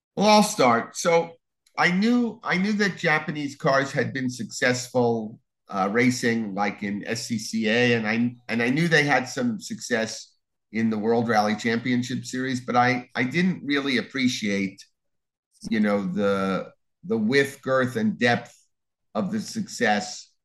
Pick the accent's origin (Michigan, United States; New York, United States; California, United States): New York, United States; Long Island; moved away as an adult; also born or lived in New Orleans; I'm originally from Long Island, uh, went to school in New Orleans, uh, starting with college.